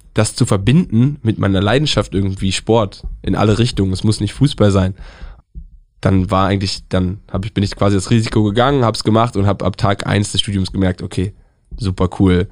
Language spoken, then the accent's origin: German; Northern Germany, Germany; Ich komme aus dem Norden.